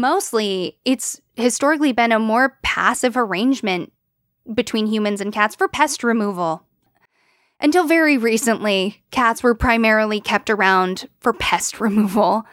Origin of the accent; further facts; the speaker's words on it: United States; we as English-speaking Americans